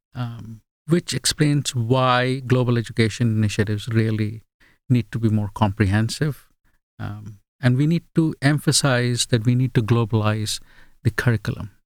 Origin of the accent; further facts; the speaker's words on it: India; first language Bengali; English is a second language; also born or lived in England / Australia; now in United States; a multicultural upbringing from India